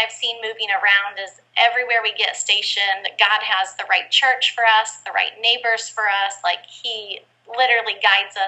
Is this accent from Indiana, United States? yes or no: yes; Fort Wayne, Indiana, United States; moved away as an adult; now in Japan; I'm from Fort Wayne, Indiana. I was born and raised there until college.